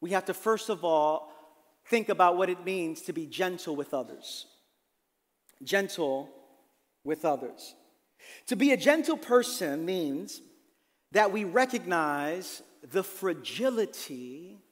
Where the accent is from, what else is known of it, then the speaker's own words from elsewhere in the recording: New York City, New York, United States; I grew up in Brooklyn, in East New York